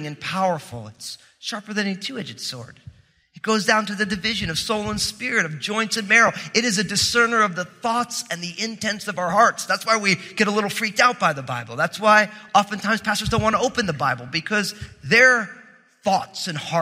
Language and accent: English; New Jersey, United States; I'm from New Jersey